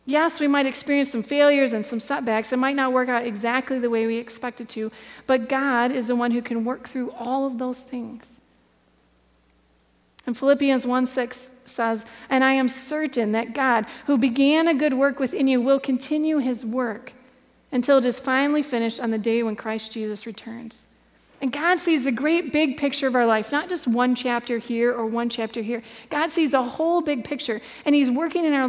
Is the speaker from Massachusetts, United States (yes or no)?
no; Michigan, United States; I grew up here in Michigan.